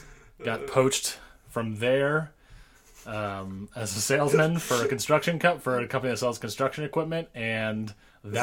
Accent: Sacramento, California, United States; Born and raised in Sacramento, California. Went to high school out here.

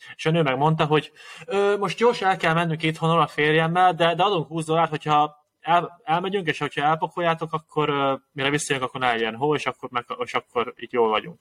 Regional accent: Hungary; magyarok vagyunk mindannyian

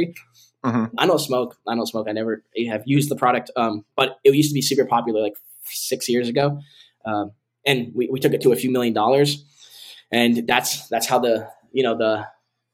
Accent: Connecticut, United States; now in Tampa, United States; I'm from New England originally, so I still have that cold blood in me.

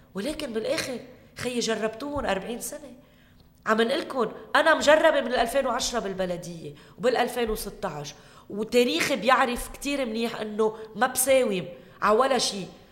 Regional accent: Keserwan-Jbeil, Lebanon; هي منطقتي اهلي هون

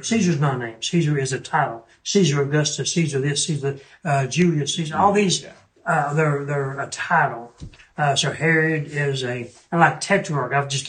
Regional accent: North Carolina, United States; I'm from North Carolina.

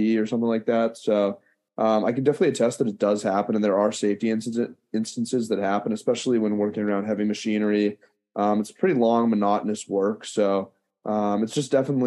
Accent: Pittsburgh, Pennsylvania, United States; I'm a senior from Pittsburgh, Pennsylvania

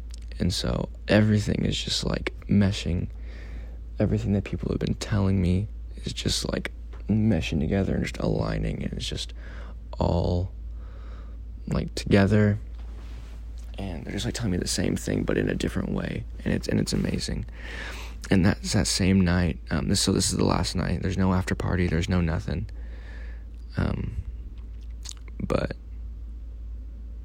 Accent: Missouri, United States; moved away; I'm from Missouri, you know, I'm not from here

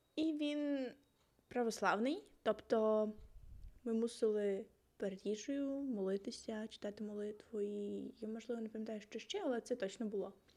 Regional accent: Zaporizhzhia, Zaporizhzhia Oblast, Ukraine; Я з Запоріжжя, якщо вам цікаво, я з бабурки жила там 12 років

